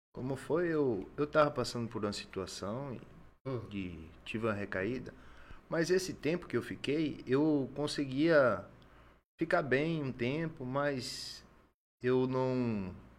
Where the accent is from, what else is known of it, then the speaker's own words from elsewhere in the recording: Salvador, Bahia, Brazil; now in Acre, Brazil; Eu sou natural de Salvador, Bahia